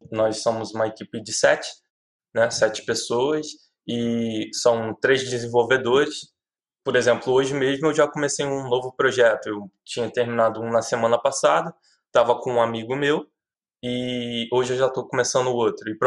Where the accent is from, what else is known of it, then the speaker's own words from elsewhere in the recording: Rio de Janeiro, Brazil; Eu trabalho, eu sou do Rio de Janeiro, mas trabalho para uma empresa em São Paulo.